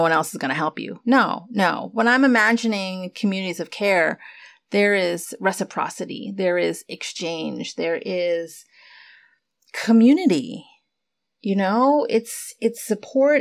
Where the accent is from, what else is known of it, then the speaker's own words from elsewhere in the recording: United States; for those of us who have immigrant parents and were born here, born and raised in the States